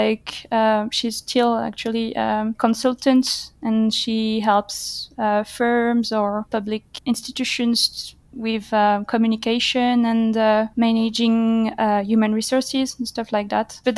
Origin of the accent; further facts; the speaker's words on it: Paris, Île-de-France, France; I was born in 1991 in Paris, okay. And I'm one of the most sedentary researchers out there. Because I haven't moved that far from Paris. Almost all my life, I've been either in Paris or the suburbs of Paris